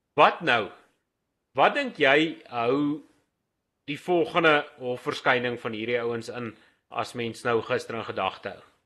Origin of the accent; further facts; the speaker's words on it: Wild West Rand, Gauteng, South Africa; Ek kom hier van die Wille Wesrand af